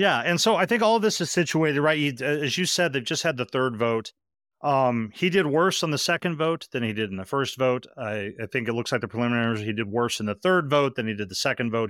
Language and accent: English; Amherst, Massachusetts, United States; my hometown where I now live. Uh, uh, Amherst, Massachusetts